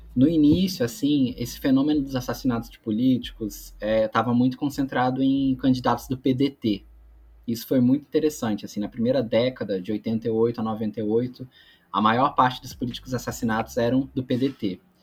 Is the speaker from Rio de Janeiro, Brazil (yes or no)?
yes; Magé, Rio de Janeiro, Brazil; also born or lived in São Paulo; eu nasci em São Paulo, mas com quatro anos eu me mudei para Magé, que é a cidade dos meus pais